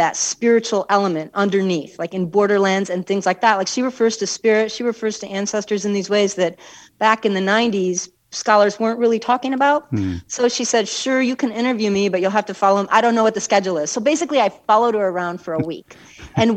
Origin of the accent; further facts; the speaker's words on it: Chicago, Illinois, United States; moved away as an adult; also born or lived in New Mexico; I'm from Chicago